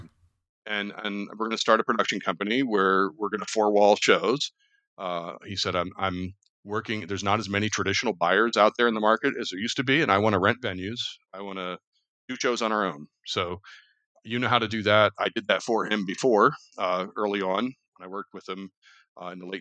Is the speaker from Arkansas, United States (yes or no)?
no; Williamsport, Pennsylvania, United States; also born or lived in Centre County, Pennsylvania; my hometown